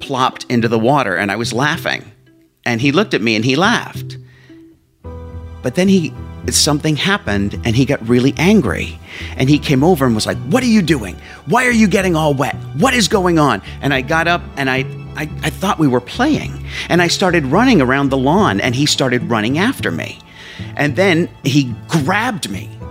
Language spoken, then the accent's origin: English; Whitehall, Pennsylvania, United States; also born or lived in Allentown, Pennsylvania; we moved to Whitehall, Pennsylvania.